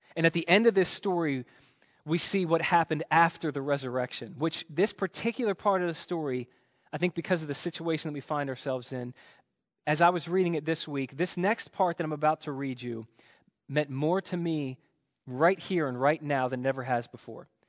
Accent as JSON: {"language": "English", "country": "United States", "tie": "born or raised there", "said": "growing up in America"}